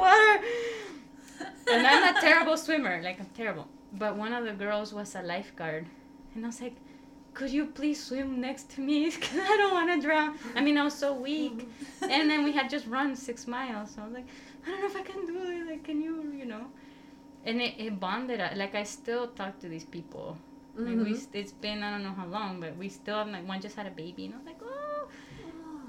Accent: El Salvador; moved away; I'm from El Salvador

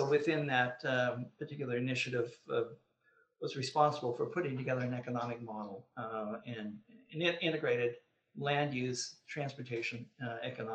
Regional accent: Sudbury, Ontario, Canada; I had the pleasure of being born and raised in the formative years of my life in Sudbury, Ontario

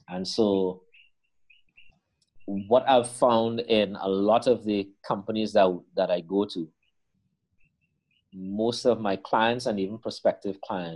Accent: Trinidad & Tobago; the identity of a Trinidadian is, and the way in which we see ourselves is very different from the way in which the Guyanese people see themselves.

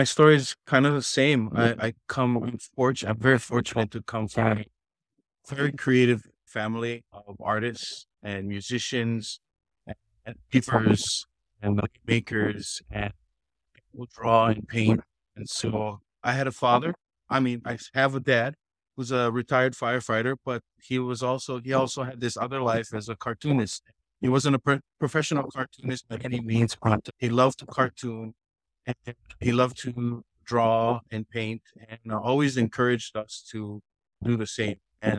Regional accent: Hawaii, United States; I kind of felt like this is kind of where I belong and I'm a Hawaiian.

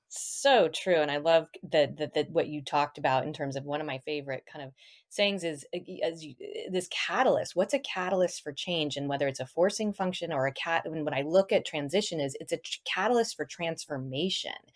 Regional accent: Boulder, Colorado, United States; moved away; also born or lived in Kirkland, Washington; Boulder, Colorado, my hometown

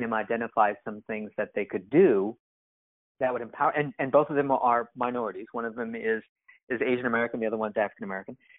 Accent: Japan; moved away as an adult; now in United States; I'm mixed race and because I grew up in Japan

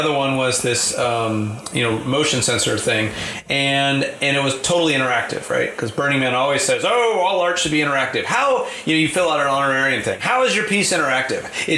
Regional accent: Marin, California, United States; I grew up in Marin

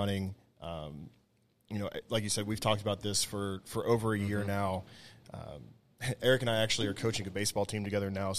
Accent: Cincinnati, Ohio, United States; growing up in Cincinnati

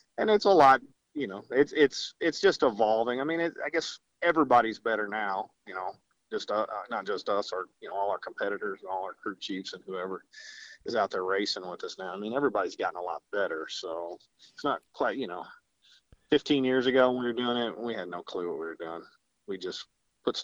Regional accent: Jefferson City, Missouri, United States; I'm from Jefferson City, Missouri

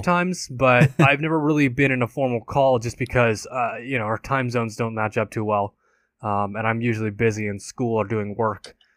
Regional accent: California, United States; I grew up and I've been born and raised in California

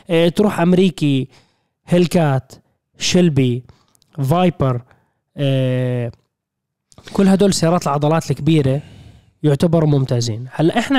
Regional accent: Syria; في انا سوري طولت بس لا.

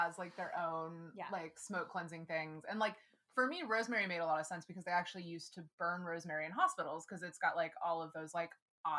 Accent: Texas, United States; moved away; especially like growing up in Texas.

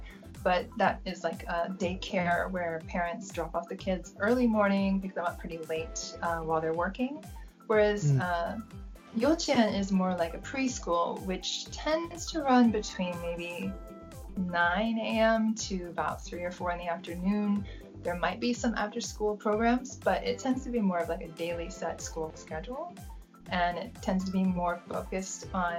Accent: United States; moved away as an adult; now in Japan; as an American, kindergarten is part of the public school

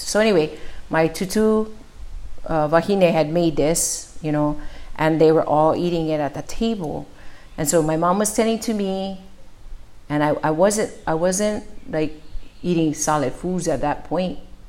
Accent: Oahu, Hawaii, United States; also born or lived in Maui; I was born in March. My parents had me in Oahu, and we came for a trip.

